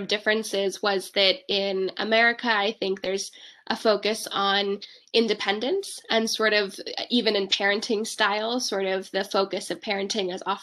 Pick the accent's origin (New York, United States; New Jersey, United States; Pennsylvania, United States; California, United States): California, United States; Bay Area; I was born and raised in the Bay Area, California, and I studied here throughout my education and then went to college on the East Coast.